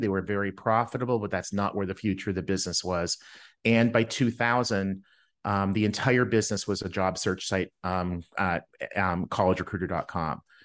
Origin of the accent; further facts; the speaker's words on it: Winnipeg, Manitoba, Canada; I grew up in Winnipeg, Canada